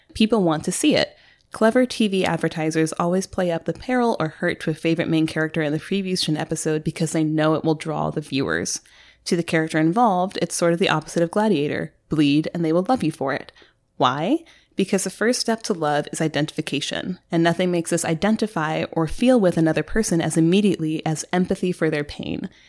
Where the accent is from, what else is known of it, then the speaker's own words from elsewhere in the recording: United States; We're American